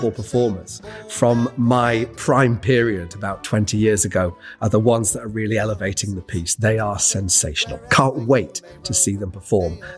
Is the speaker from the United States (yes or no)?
no; Yorkshire and the Humber, United Kingdom; my childhood in Yorkshire, growing up around Yorkshire women, strong women.